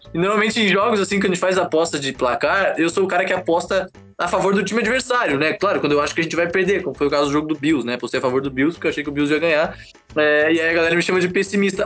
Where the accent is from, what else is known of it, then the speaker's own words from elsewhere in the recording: Florianópolis, Santa Catarina, Brazil; Eu sou aqui de Florianópolis, jogo flag aqui em Floripa